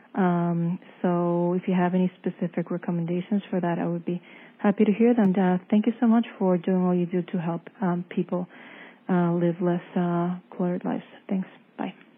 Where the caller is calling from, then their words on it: Connecticut, United States; I'm calling from Connecticut